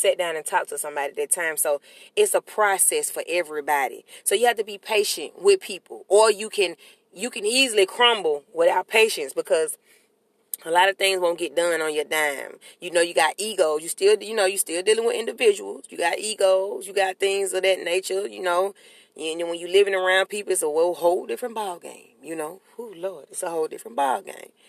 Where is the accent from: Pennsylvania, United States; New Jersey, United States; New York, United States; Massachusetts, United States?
New York, United States; accent: New York; That's my New York accent.